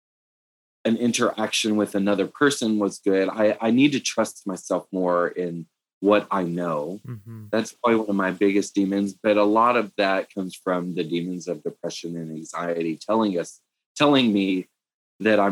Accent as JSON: {"language": "English", "region": "East Texas", "country": "United States", "tie": "born or raised there", "also_born_or_lived": "Austin, Texas", "moved": "as an adult", "lives_now": "Denver, United States", "said": "this is the longest place I've lived outside of growing up in East Texas"}